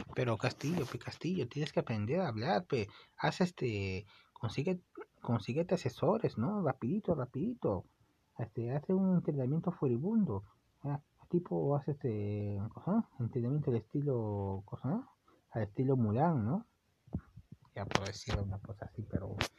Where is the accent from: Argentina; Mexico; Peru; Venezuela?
Peru; yo soy de Perú y me gusta el, me gusta mi país